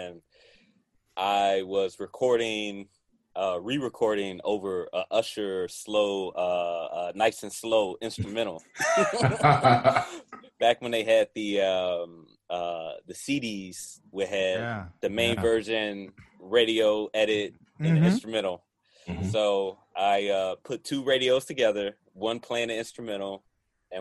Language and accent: English; Chicago, Illinois, United States; I'm from Chicago